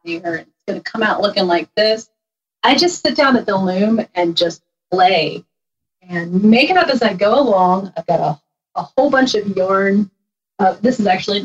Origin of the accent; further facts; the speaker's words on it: Harrisonburg, Virginia, United States; I grew up in Harrisonburg, Virginia, in the Shenandoah Valley. And we are still here in the valley.